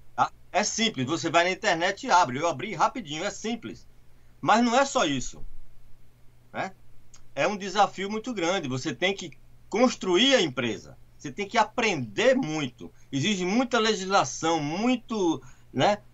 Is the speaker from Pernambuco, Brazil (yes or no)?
yes; Recife, Pernambuco, Brazil; moved away as an adult; now in United States; eu sou de Recife, Pernambuco